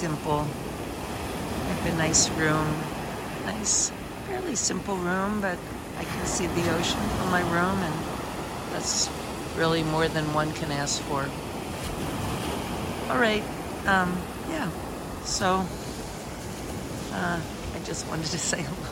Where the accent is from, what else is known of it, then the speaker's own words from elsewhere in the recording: New Jersey, United States; also born or lived in New York City; I was raised in South Jersey, not far from the sea, and New York City